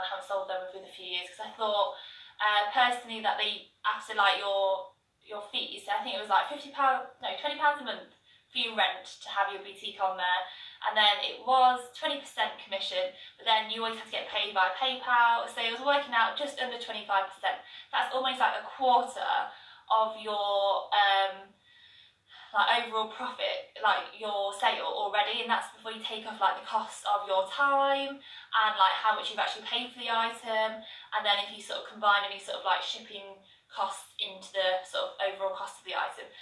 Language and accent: English; Birmingham, West Midlands, United Kingdom; my hometown Birmingham